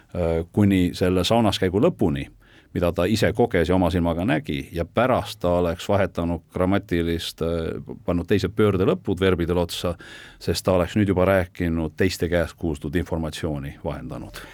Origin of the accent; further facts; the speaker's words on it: Tartu, Tartu County, Estonia; mina olen üles kasvanud Tartus, seal ka koolis käinud